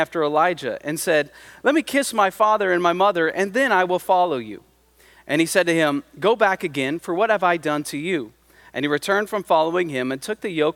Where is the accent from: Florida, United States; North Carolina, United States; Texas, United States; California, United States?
California, United States; Central Valley; I grew up in the Central Valley. I'm one of those weird people that actually loves living in the Central Valley